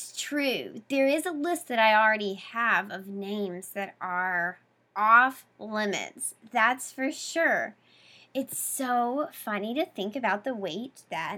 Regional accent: the South, United States; moved away as an adult; now in Boston, United States; I come from the South. My whole family has double names.

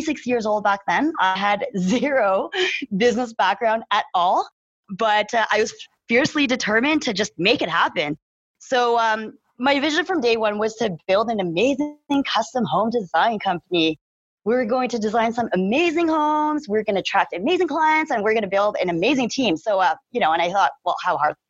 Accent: Calgary, Alberta, Canada; I am born and raised in Calgary, Alberta

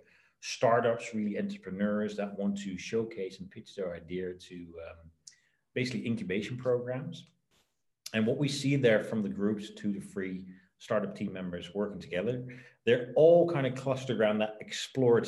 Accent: Netherlands; I was born in the Netherlands, my parents are both entrepreneurs

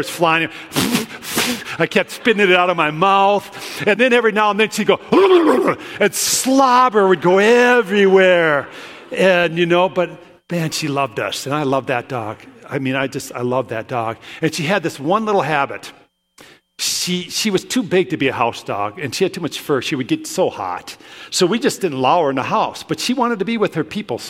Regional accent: Williston, North Dakota, United States; also born or lived in Brookings; I grew up in Williston

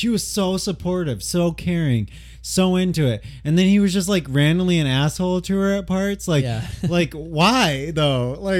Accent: Midwest, United States; I grew up in the Midwest too, like from not like a upper class family

